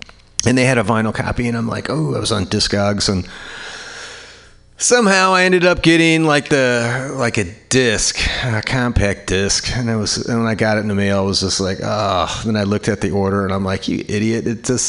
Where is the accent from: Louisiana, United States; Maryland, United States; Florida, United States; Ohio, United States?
Louisiana, United States; New Orleans; I am a songwriter from New Orleans, Louisiana.